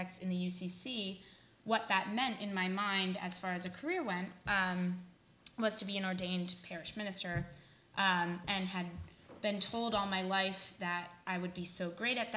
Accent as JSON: {"language": "English", "region": "Connecticut", "country": "United States", "also_born_or_lived": "New Orleans", "moved": "as an adult", "said": "originally from Connecticut, but directly from New Orleans, where I was doing my undergraduate"}